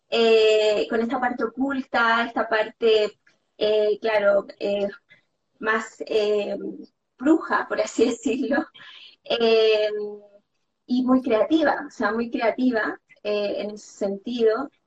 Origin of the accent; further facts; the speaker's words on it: Chile; moved away as an adult; now in Barcelona, Spain; empecé con estudiar coaching, eh, que me fui de Chile a Barcelona